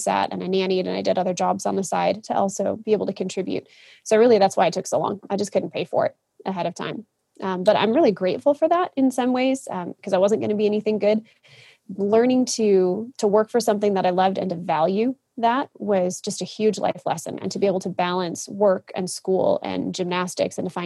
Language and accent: English; Kalamazoo, Michigan, United States; I grew up in a little town called Kalamazoo, Michigan.